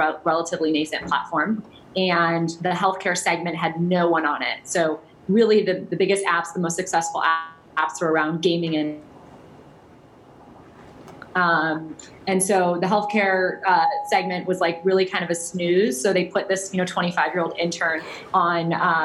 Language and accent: English; Cleveland, Ohio, United States; moved away as an adult; also born or lived in San Francisco; I'm from Cleveland originally, so when I graduated, I just wanted to get as far away as possible